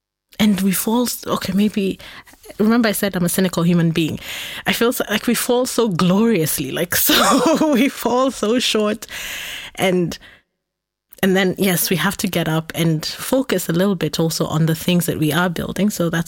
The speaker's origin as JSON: {"language": "English", "region": "Nairobi", "country": "Kenya", "tie": "born or raised there", "said": "so I grew up in Nairobi, where we had public transport that were called matatus"}